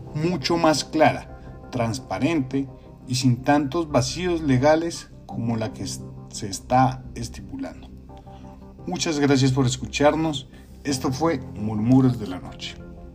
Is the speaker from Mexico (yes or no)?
no; Colombia; como colombianos